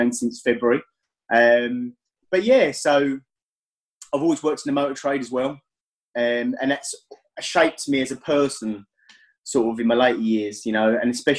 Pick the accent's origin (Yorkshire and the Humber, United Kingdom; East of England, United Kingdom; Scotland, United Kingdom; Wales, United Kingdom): East of England, United Kingdom; Essex; I am from Essex in England, so roughly about sort of 45 minutes out of London by train